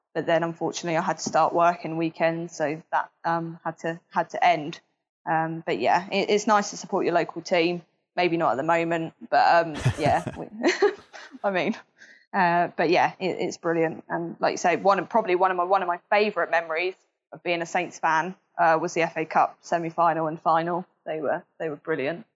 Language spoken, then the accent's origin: English; Southampton, South East England, United Kingdom; I was born in Southampton, raised in Southampton, haven't moved anywhere else